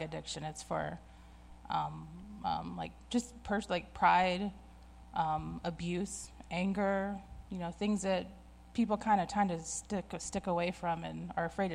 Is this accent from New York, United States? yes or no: no; Dallas, Texas, United States; I grew up in Dallas